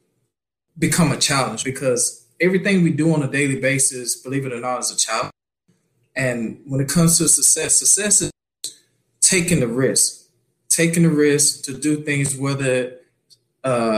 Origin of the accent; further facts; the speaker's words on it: North Florida, United States; moved away as an adult; also born or lived in San Diego, California; now in California, United States; So I'm originally from North Florida, a little small town called Kerrville, Florida, which is close to the outskirts of Panama City. Grew up there my whole life